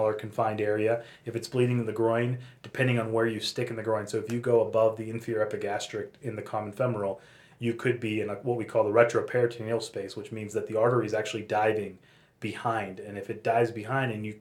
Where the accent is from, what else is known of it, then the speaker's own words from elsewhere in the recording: Pittsburgh, Pennsylvania, United States; also born or lived in San Francisco / Los Angeles; now in Denver, United States; I'm from Pittsburgh